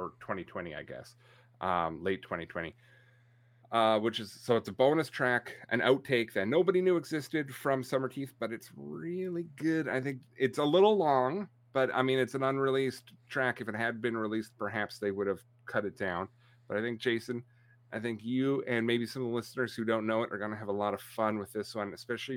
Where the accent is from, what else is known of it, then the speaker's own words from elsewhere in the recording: Canada; I'm Canadian.